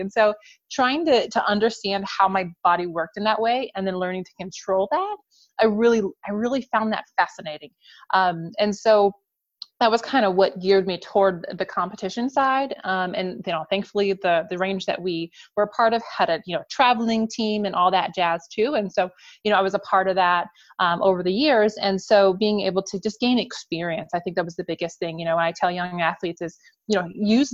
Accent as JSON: {"language": "English", "town": "Woburn", "region": "Massachusetts", "country": "United States", "tie": "born or raised there", "also_born_or_lived": "Salt Lake City, Utah / Texas", "moved": "as an adult", "said": "I was born in Salt Lake City, Utah, but only lived there for the baby months of my life. And around the year, you know, age of 1 was when we moved to Massachusetts and moved into the Woburn area"}